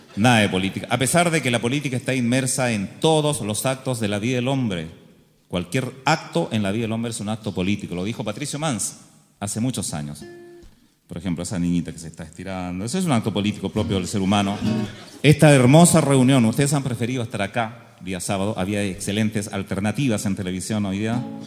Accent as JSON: {"language": "Spanish", "country": "Chile", "said": "los chilenos somos así soñadores"}